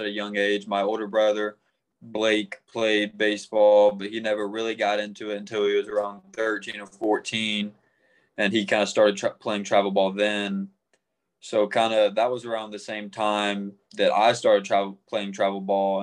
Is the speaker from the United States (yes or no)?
yes; Arlington, Tennessee, United States; I grew up in Arlington, Tennessee